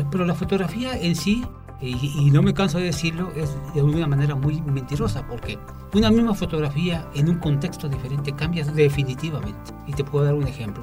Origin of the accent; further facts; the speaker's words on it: Xalapa, Veracruz, Mexico; Cojalapa, mi ciudad natal